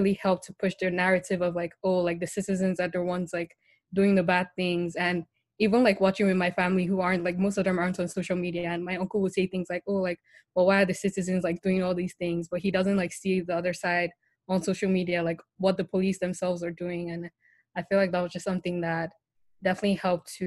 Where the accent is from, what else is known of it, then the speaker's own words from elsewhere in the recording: Nigeria; So I grew up in Nigeria, I live in Nigeria, my whole family is basically in Nigeria.